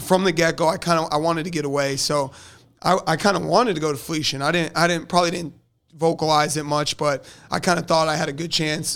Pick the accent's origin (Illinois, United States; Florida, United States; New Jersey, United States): Florida, United States; South; also born or lived in Delaware; I'm a Florida kid. I'm, you know, I grew up in South Florida